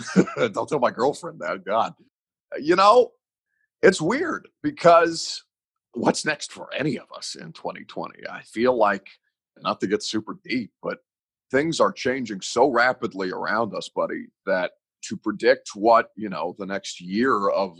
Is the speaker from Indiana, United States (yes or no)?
yes; Evansville, Indiana, United States; now in Nashville, United States; I consider Nashville to be my home. I'm not from Nashville. I'm from Evansville, Indiana.